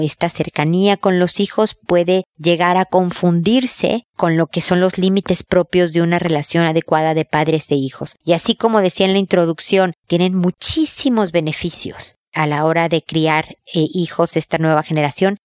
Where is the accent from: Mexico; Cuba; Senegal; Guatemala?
Mexico; moved away as an adult; also born or lived in United States; now in Chile; mi sueño es volver a México y envejecer allá porque es mi tierra